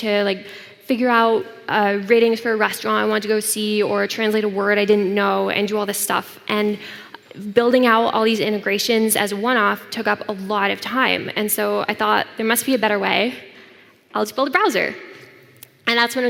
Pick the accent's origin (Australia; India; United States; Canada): Canada; I come from Canada